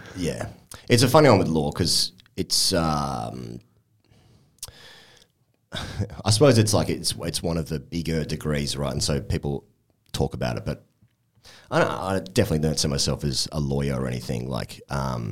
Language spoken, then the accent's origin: English; Sydney, New South Wales, Australia; moved away; I'm from Sydney, I went back home maybe 2 or 3 months ago